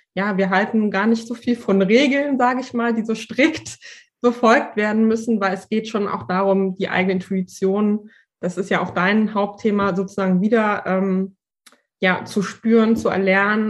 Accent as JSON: {"language": "German", "region": "Berlin", "country": "Germany", "said": "ich komme aus Berlin"}